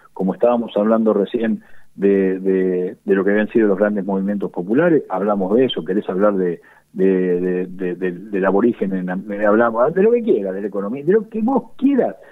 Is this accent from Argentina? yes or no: yes; Chacabuco, Buenos Aires Province, Argentina; now in Luján, Argentina; el estar en Luján no impide que, yo ame profundamente mi tierra y sea mi tierra. Chacabuco es mi tierra